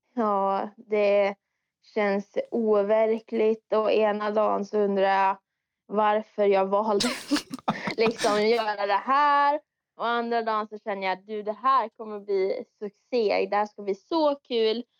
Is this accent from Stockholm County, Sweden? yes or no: no; Dalarna County, Sweden; jag är från Dalarna